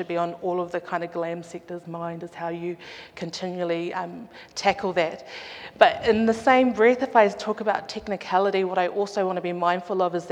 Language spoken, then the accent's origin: English; Auckland, New Zealand; I grew up in Auckland in the late 80s, 90s